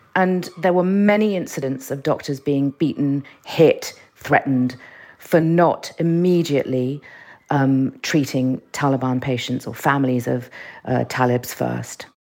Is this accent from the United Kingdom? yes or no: yes; London, United Kingdom; also born or lived in Iran; I grew up in, I grew up in London